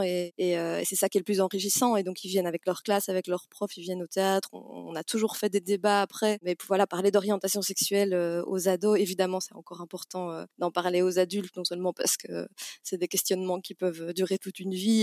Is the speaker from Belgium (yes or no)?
yes; Namur, Wallonia, Belgium; now in Brussels, Belgium; la ville où j'ai grandi, à Namur